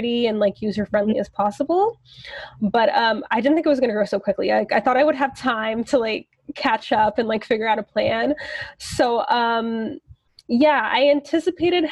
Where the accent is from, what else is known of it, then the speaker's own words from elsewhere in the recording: Toronto, Ontario, Canada; I born and raised in Toronto